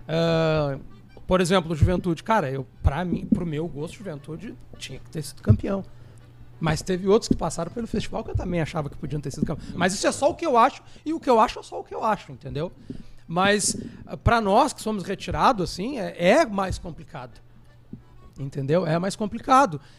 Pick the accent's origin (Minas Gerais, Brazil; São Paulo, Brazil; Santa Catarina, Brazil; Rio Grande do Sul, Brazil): Rio Grande do Sul, Brazil; nós somos gaúchos